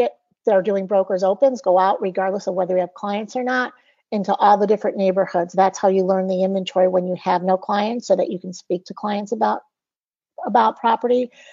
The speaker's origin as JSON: {"language": "English", "town": "Chicago", "region": "Illinois", "country": "United States", "tie": "born or raised there", "also_born_or_lived": "Fort Lauderdale", "said": "I was born in the city, grew up in the city."}